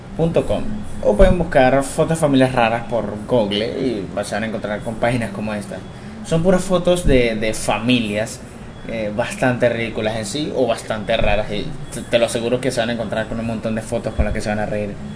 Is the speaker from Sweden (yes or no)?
no; Venezuela; aquí en mi país